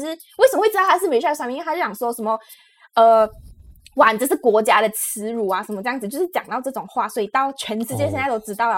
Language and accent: Chinese; Malaysia; now in Taiwan; 因为我们大家都知道我们是马来西亚人，然后来到台湾这件事情嘛